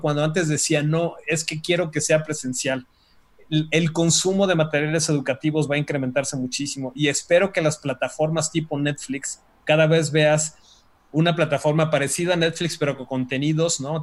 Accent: Mexico; como mexicanos

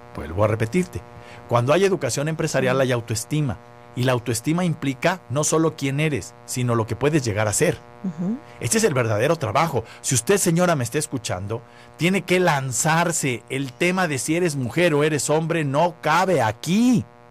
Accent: Mexico; nosotros como mexicanos

